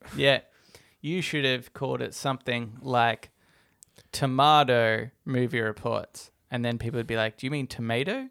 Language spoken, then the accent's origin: English; Australia